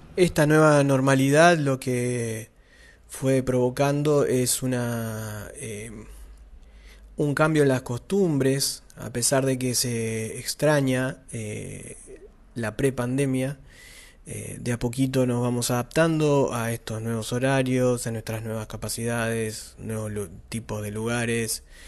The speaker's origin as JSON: {"language": "Spanish", "region": "Santa Fe", "country": "Argentina", "said": "Somos de Santa Fe"}